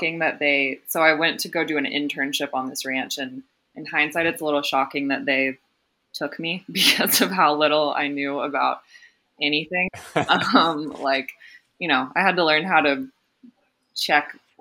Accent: Houston, Texas, United States; moved away as an adult; also born or lived in Washington, D.C. / Colorado; I grew up in Houston, Texas. Lived there until high school graduation

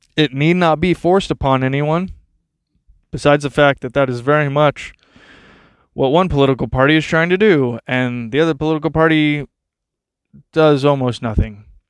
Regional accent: Texas, United States; I grew up in Texas

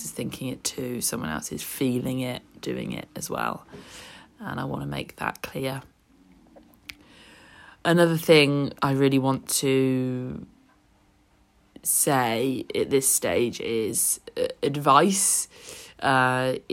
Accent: Oxfordshire, South East England, United Kingdom; moved away as an adult; now in Bognor Regis, United Kingdom; I'm originally from Oxfordshire and moved to Bognor Regis over 10 years ago with my job.

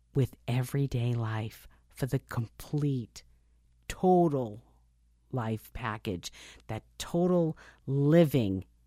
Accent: United States; I'm an American

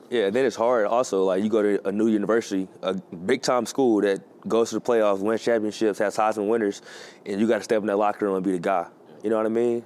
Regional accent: Houston, Texas, United States; moved away as an adult; when I left Houston, 2019, my hometown. Been there my whole life.

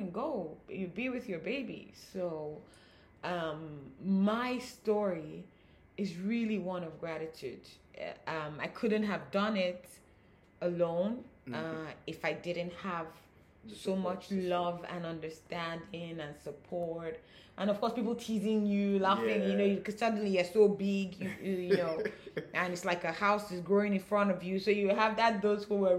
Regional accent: Nigeria; being African, with being Nigerian, with this culture

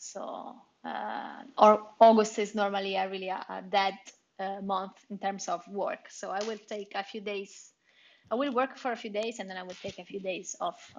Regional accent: Rome, Lazio, Italy; now in Spain; I'm from Roma, the capital city. So right in the middle of the boot.

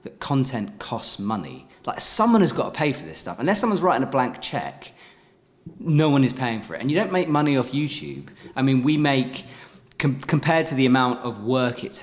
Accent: United Kingdom; as a Brit

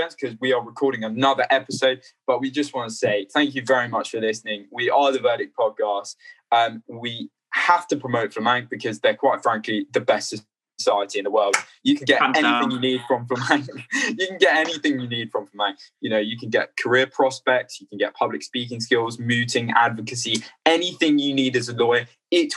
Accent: Australia; in Australia, we have the tendency to talk really fast

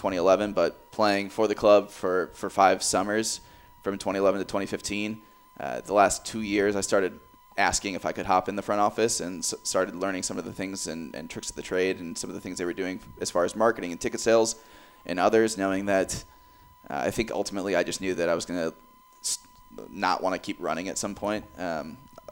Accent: Cedar Rapids, Iowa, United States; now in Des Moines, United States; growing up in Cedar Rapids

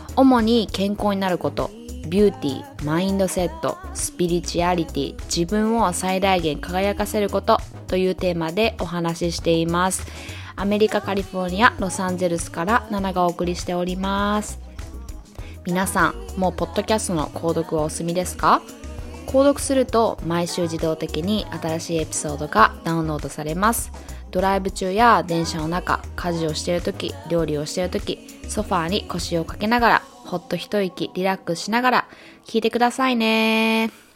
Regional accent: Japan; also born or lived in New York, United States; now in Los Angeles, United States; 日本で生まれて育って、ニューヨークでそ、あの、暮らしてて

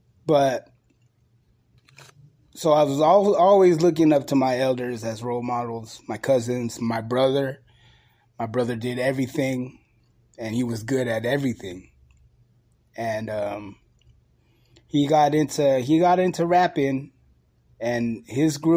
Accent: San Francisco, California, United States; I grew up in San Francisco, so I seen graffiti on the bus

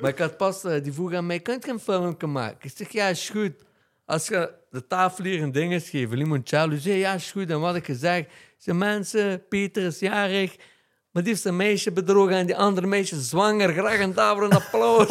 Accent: Genk, Flanders, Belgium; ik ben opgegroeid in Driehoeven

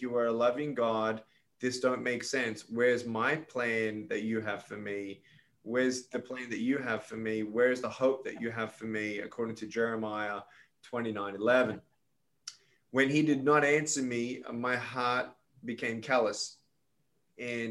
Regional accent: Melbourne, Victoria, Australia; moved away as an adult; now in United States; I was born in Melbourne, Australia, to Serbian immigrant parents

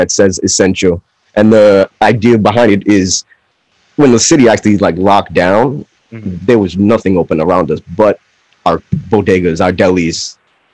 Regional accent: New York City, New York, United States; I'm from around Queensbridge, Ravenswood, Long Island City

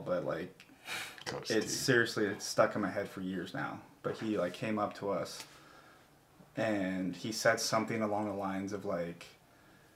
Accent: Central Iowa, United States; the area that we grew up in Central Iowa. Great place to grow up

